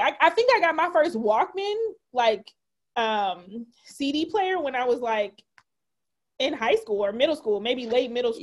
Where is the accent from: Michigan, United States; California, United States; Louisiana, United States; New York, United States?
Michigan, United States; Detroit; now in Chicago, United States; I grew up in Detroit and my my maternal side is from Mississippi.